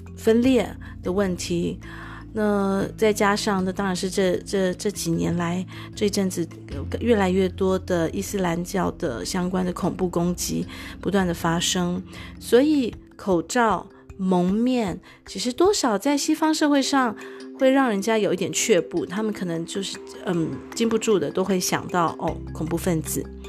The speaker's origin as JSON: {"language": "Chinese", "country": "Taiwan", "tie": "born or raised there", "moved": "as an adult", "lives_now": "Germany", "said": "成长在台湾"}